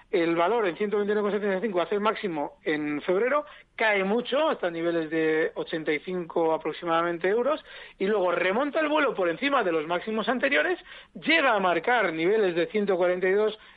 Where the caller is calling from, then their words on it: Zaragoza, Aragon, Spain; Hola, buenas tardes. Soy … de Zaragoza.